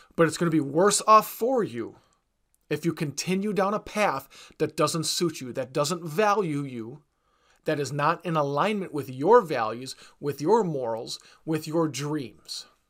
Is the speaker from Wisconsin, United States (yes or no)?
yes; Wisconsin, United States; I'm from Wisconsin